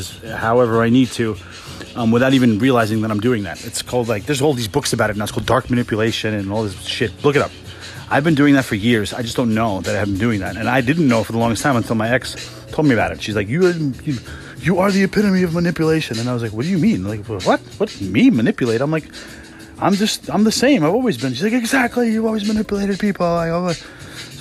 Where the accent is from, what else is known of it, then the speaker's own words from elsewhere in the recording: New York City, New York, United States; I grew up in Queens